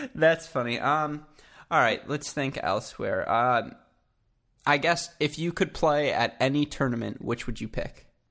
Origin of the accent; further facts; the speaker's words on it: Southeast Michigan, United States; I'm from Southeast Michigan